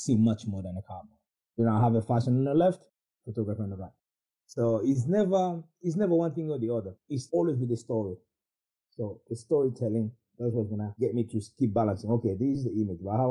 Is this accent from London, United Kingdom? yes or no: yes; London, United Kingdom; we're from West London